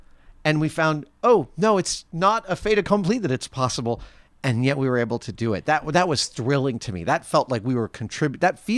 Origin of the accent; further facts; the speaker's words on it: New York, United States; It is partly because I grew up in New York.